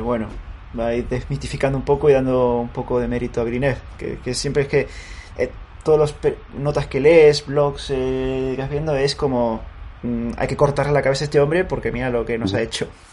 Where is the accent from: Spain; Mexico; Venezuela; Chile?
Spain; nosotros como eh, españoles